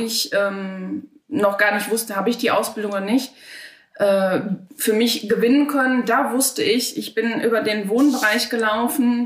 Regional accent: Dinslaken, North Rhine-Westphalia, Germany; Ich bin eine gebürtige Hiesfelderin und werde es hoffentlich auch immer bleiben

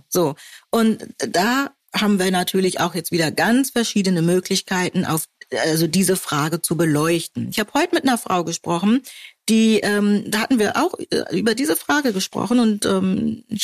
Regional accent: Hamburg, Germany; ich komme aus Hamburg oder ich komme aus Buxtehude.

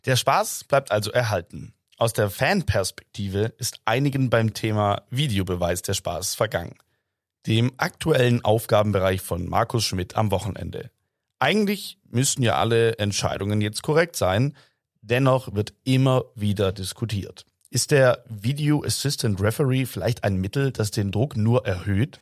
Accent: Stuttgart, Baden-Württemberg, Germany; als gebürtiger Stuttgarter und jahrelanger Kicker beim SV

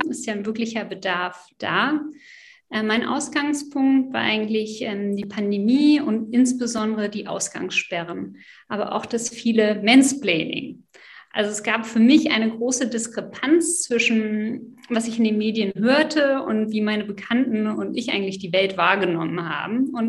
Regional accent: Berlin, Germany; also born or lived in France; Also, ich bin Französin, aber seit 20 Jahren eingebürgert, also stolze Wahldeutsche. Ich bin in Berlin-Schöneberg groß geworden.

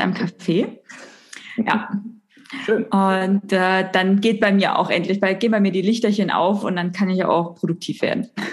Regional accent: Thuringia, Germany; ich bin gebürtig aus Thüringen. Das heißt, die, die Ost-Connection geht hier durch

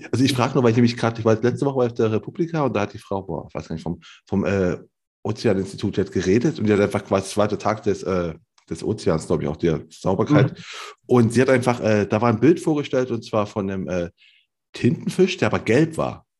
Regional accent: Cologne, North Rhine-Westphalia, Germany; moved away; kenne ich nur als ehemaliger Kölner

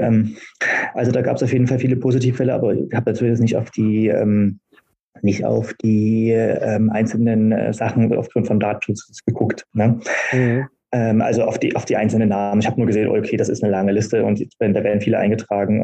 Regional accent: Berlin, Germany; in meiner Heimatstadt

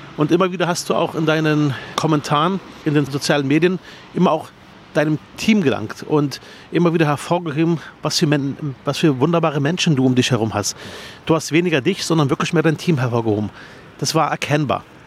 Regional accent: Berlin, Germany; Ich bin in Herrstraße Nord aufgewachsen, in der Plattenhaussiedlung im Armenhaus Berlins

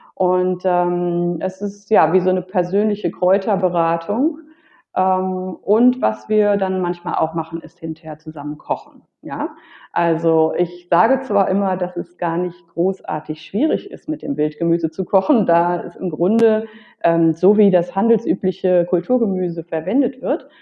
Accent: North Rhine-Westphalia, Germany; also born or lived in Berlin; now in Mallorca, Spain; als Kind schon ähm, damals in, in, in meiner Heimat, das ist Westfalen

